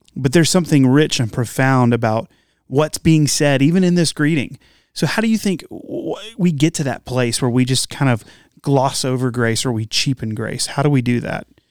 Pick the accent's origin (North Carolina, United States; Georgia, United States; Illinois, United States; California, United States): North Carolina, United States; Morehead City; I've lived here, I've lived in North Carolina for, I grew up here